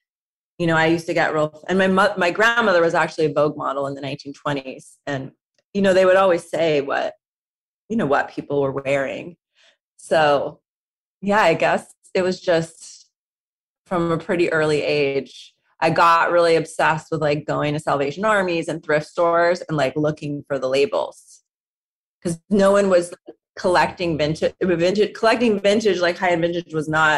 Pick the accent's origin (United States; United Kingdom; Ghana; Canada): United States; Southern California; growing up in Southern California